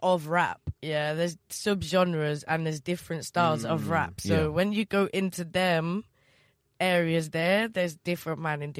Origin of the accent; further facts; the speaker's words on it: the Midlands, England, United Kingdom; I'm from the Midlands